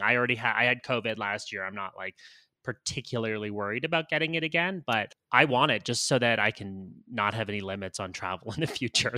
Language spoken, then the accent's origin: English; Canada; moved away as an adult; also born or lived in United States / Los Angeles; now in Colombia; I'm Canadian. I U, did university my undergrad in Canada